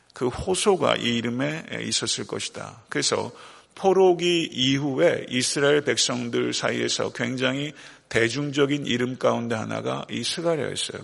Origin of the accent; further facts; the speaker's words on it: South Korea; 대한민국이라는 조국이 있어요